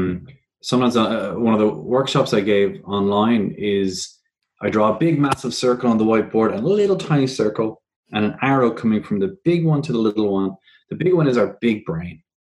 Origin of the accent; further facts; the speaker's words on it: Ireland; now in Australia; around 3.5 years ago when I moved to Australia from Ireland, I realized that there was a big difference in Australian media